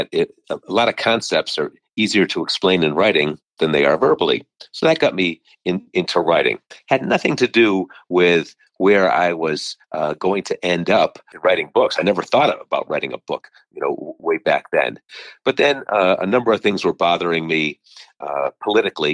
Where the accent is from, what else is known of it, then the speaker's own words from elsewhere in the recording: Meriden, Connecticut, United States; now in Milford, United States; I grew up in Meriden, Connecticut, and I reside in Milford, Connecticut